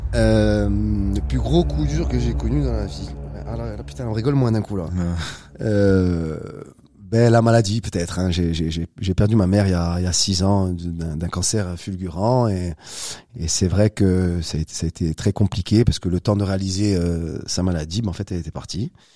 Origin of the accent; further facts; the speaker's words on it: Corsica, France; Je suis né en Corse il y a quelques années